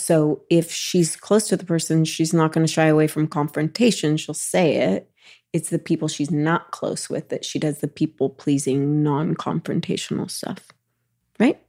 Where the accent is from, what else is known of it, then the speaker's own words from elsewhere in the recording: Los Angeles, California, United States; We grew up in Los Angeles